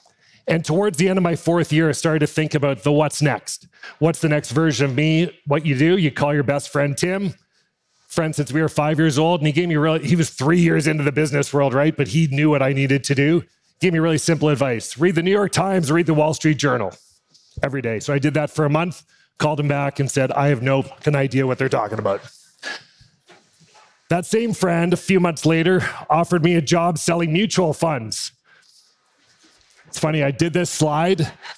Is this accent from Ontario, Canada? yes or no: yes; Oakville, Ontario, Canada; moved away as an adult; now in Seattle, United States; Born and raised just outside of Toronto in Oakville, I was your prototypical kid, Canadian, skated more than I walked.